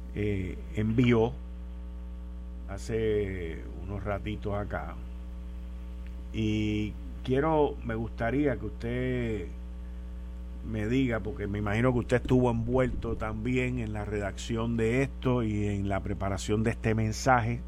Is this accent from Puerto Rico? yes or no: yes; Puerto Rico; nosotros tenemos en esta isla